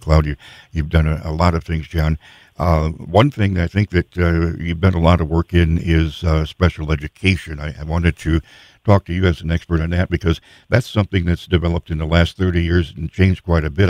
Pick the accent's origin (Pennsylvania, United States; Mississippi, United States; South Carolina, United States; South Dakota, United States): South Dakota, United States; Sioux Falls; I grew up in South Dakota in Sioux Falls